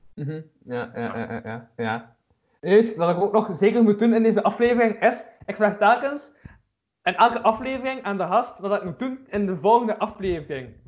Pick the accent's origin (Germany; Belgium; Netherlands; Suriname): Belgium; Kortrijk, Flanders; ik ben van Kortrijk